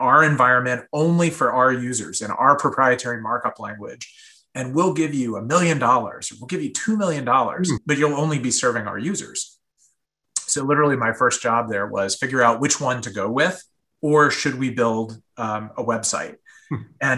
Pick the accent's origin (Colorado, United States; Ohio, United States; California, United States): California, United States; San Diego; I grew up in Southern California and San Diego in particular